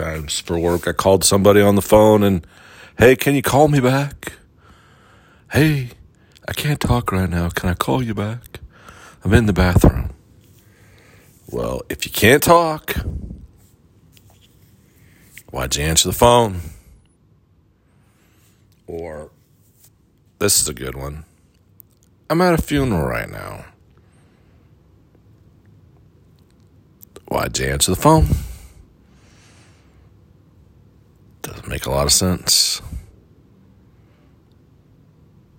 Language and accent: English; Midwest, United States; moved away; growing up in the Midwest